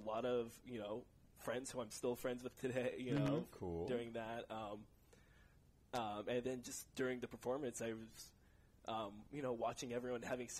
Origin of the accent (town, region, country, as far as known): Livermore, California, United States; born or raised there; also born or lived in San Jose, California